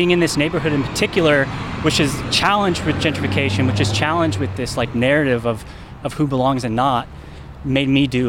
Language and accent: English; Sonoma, California, United States; also born or lived in Chicago, Illinois / Louisville, Kentucky; now in Oakland, United States; I grew up in Sonoma, which is very white, but I'm half Japanese